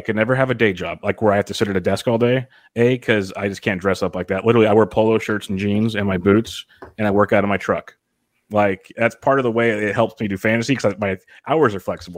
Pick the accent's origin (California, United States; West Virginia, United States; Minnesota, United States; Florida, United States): California, United States; Woodland; now in King City, United States; I'm from Woodland, little farm area.